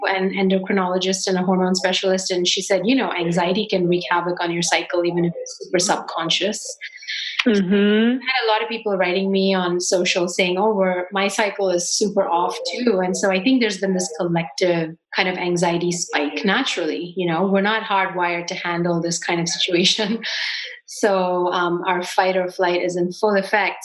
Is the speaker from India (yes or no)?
yes; India; I grew up with spices in India